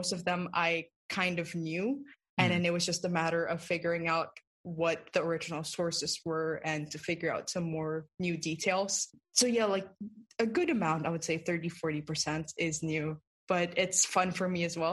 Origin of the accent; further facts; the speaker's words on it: Philippines; I grew up in the Philippines and I grew up around a lot of folk tales and folk sayings